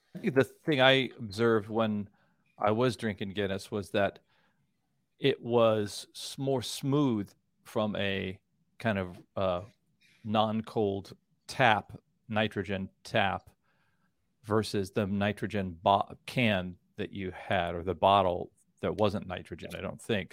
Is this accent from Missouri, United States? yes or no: yes; Kansas City, Missouri, United States; I'm from Kansas City